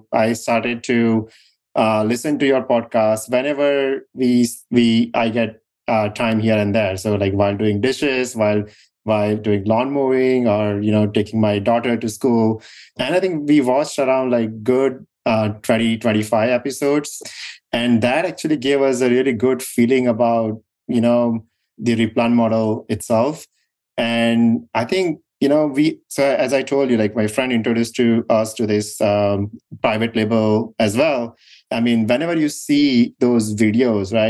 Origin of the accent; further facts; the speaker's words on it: India; moved away as an adult; now in United States; So we grew up in India